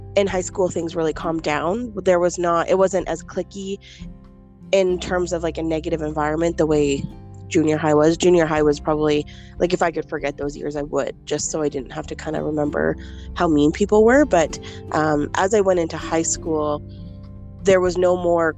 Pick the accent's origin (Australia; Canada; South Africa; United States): Canada; Calgary, Alberta; also born or lived in Moncton, New Brunswick; I was born in Moncton, New Brunswick, but I was raised in Calgary, Alberta. I came here at a very small age